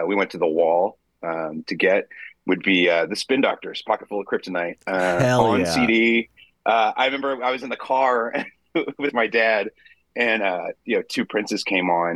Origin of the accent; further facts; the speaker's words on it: Pennsylvania, United States; I grew up in Pennsylvania